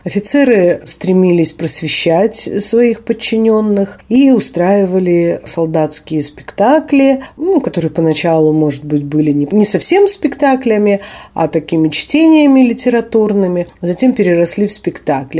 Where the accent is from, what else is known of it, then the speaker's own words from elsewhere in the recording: Russian Far East, Russia; В третьем поколении я дальневосточница.